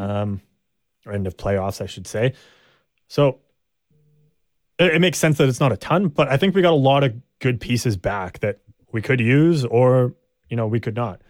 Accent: Canada; we're Canadian

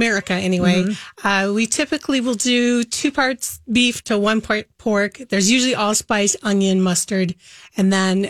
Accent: Minnesota, United States

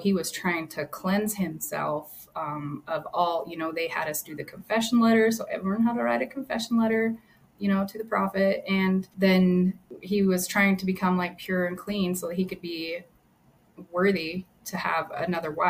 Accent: Hildale, Utah, United States; I was born and raised in Hilldale.

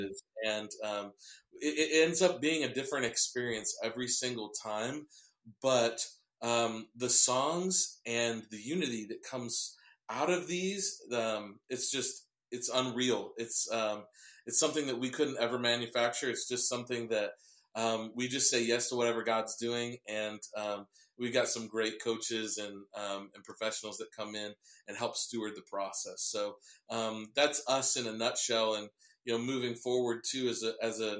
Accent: Cedar Rapids, Iowa, United States; I grew up in the church. I was the youngest to be on a worship team at my church in my hometown of Cedar Rapids, Iowa

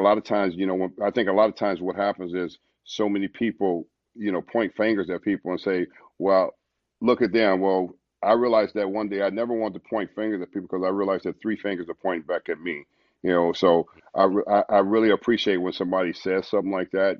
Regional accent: Los Angeles, California, United States; moved away; also born or lived in St. Louis, Missouri; growing up in South Central LA in the ghetto and the hood

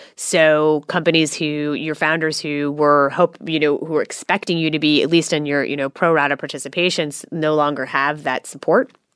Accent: Silicon Valley, California, United States; now in Australia; I grew up in Silicon Valley

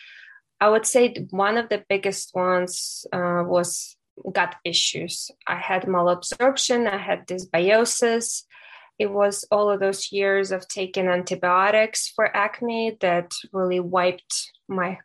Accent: Ukraine; moved away as an adult; now in United States; I was born and raised in Ukraine

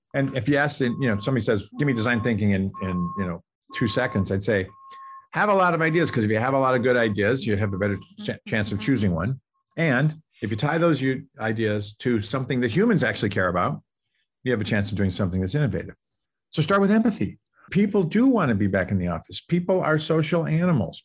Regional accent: Boston, Massachusetts, United States; moved away as an adult; also born or lived in Cincinnati, Ohio; now in Silicon Valley, United States; I grew up in the Boston area

